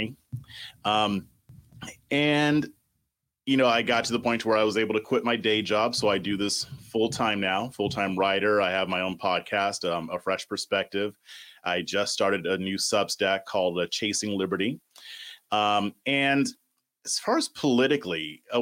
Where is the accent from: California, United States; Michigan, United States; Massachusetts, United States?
California, United States; Southern; moved away as an adult; now in Austin, United States; I'm originally from Southern California. That's where I was born and raised.